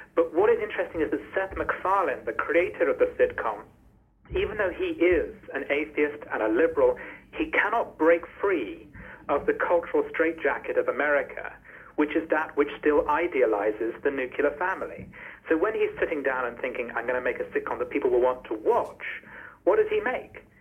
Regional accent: United Kingdom; as a British person

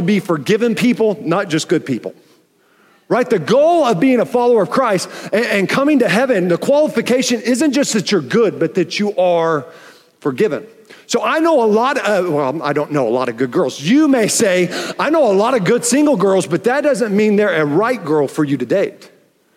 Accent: Oklahoma City, Oklahoma, United States; also born or lived in Tulsa; When I was going into fourth grade and my sister was going into seventh grade, I realized how big this deal was, because my dad got transferred and we moved from Tulsa to Oklahoma City

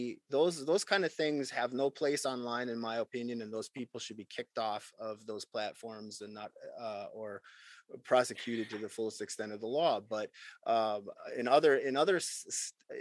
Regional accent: United States; as an American

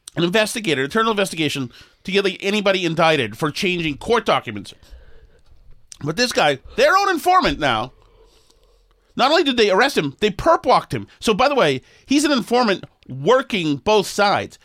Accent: Boston, Massachusetts, United States; I'm from Boston

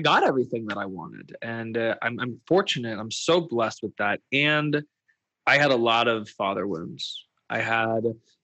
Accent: Louisville, Kentucky, United States; I grew up in Louisville, Kentucky, and I am an Indian Jew

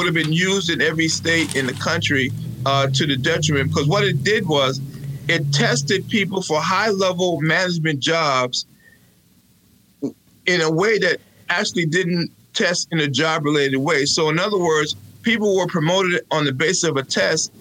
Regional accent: New York City, New York, United States; moved away as an adult; also born or lived in Charleston, South Carolina / Queens; now in Albany, United States; I was raised in a Brooklyn. Well, we came to New York from South Carolina

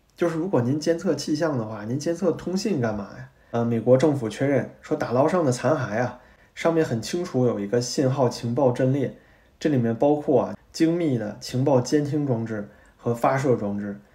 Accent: China; 作为中国人

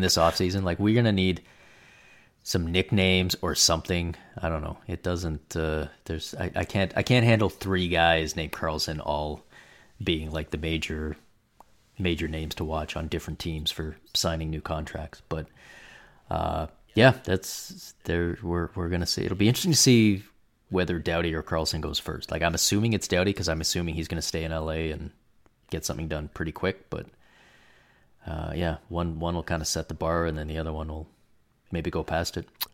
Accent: Canada; as a Canadian

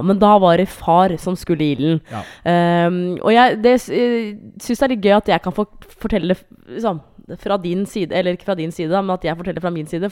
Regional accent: Hamar, Innlandet, Norway; jeg er fra Hamar

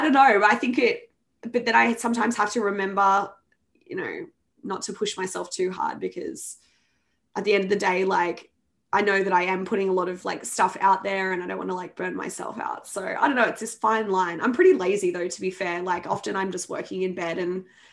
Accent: Sydney, New South Wales, Australia; moved away; that's my hometown, home state

